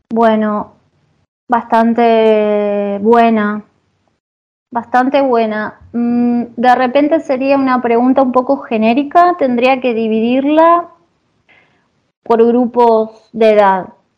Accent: Argentina; moved away as an adult; now in Italy; yo soy de Argentina

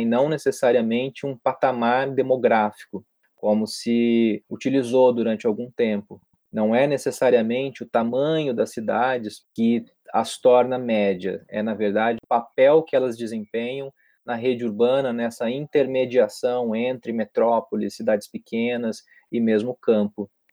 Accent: Londrina, Paraná, Brazil; moved away as an adult; also born or lived in Presidente Prudente; now in Rio de Janeiro, Brazil; Eu, na verdade, venho de Londrina, que é no interior do Paraná, no norte do Paraná

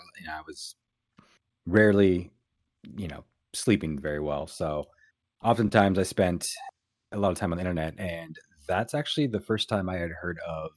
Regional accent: Pacific Northwest, United States; I grew up in the Pacific Northwest, all over the West Coast

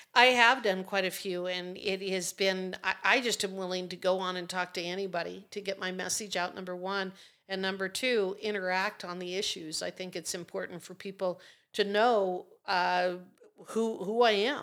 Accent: Fort Laramie, Wyoming, United States; I'm from the Torrington area, Goshen County. Grew up at Fort Laramie

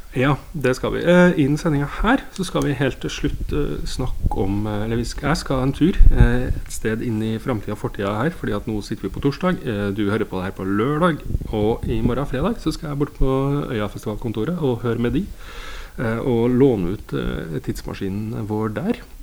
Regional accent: Steinkjer, Trøndelag, Norway; nå er jeg jo jeg fra Steinkjer

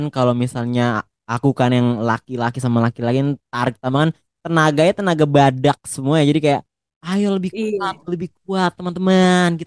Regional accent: Depok, West Java, Indonesia; kan kalau aku kan dari Depok ya kamu kan dari Malang tuh

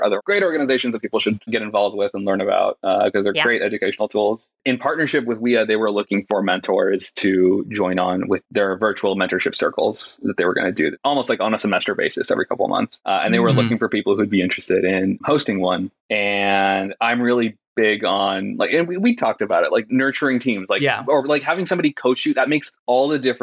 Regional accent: Sacramento, California, United States; I grew up in Northern California

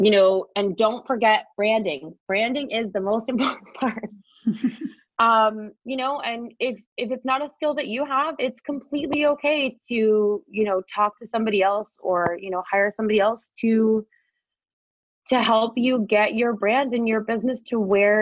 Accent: Wolfsburg, Ontario, Canada; my hometown of Wolfsburg

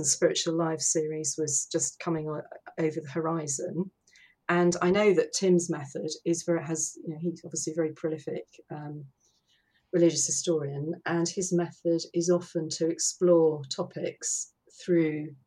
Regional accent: Hertfordshire, East of England, United Kingdom; I come from Hertfordshire. I was born and brought up in Hertfordshire.

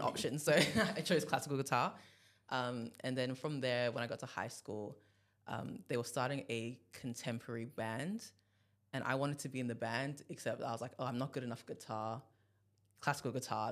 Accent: Nigeria; I'm from Nigeria

